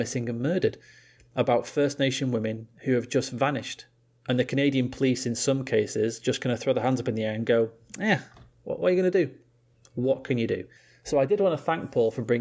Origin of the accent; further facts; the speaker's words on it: England, United Kingdom; being English